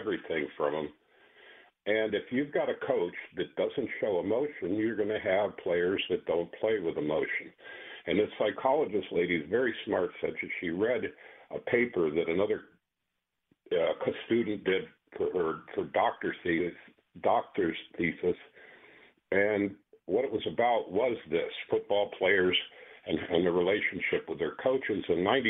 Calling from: Perry Heights, Ohio, United States; Perry Heights.

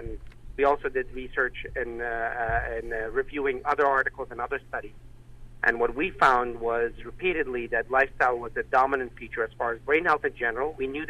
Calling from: Loma Linda, California, United States; I'm actually calling from Loma Linda University, from Loma Linda, which is in Southern California.

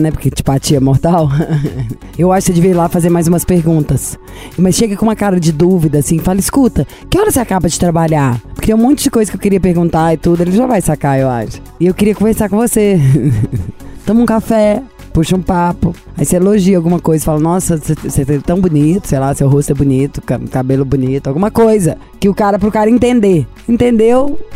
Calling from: Fortaleza, Ceará, Brazil; Fortaleza, Ceará.

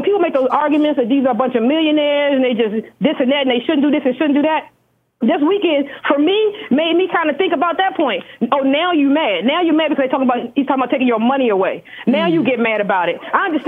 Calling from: Washington, District of Columbia, United States; I'm calling from Washington, D.C.

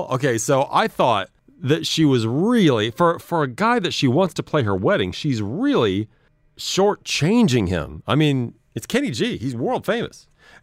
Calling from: Dubai, United Arab Emirates; I'm calling from Dubai.

